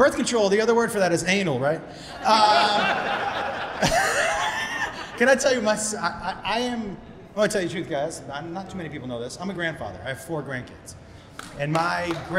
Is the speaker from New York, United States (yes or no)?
no; Amherst, Massachusetts, United States; I grew up in Amherst, Massachusetts.